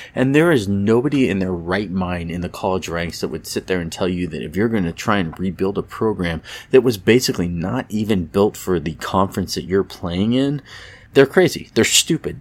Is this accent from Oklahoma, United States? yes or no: no; Petaluma, California, United States; moved away; my hometown of Petaluma, California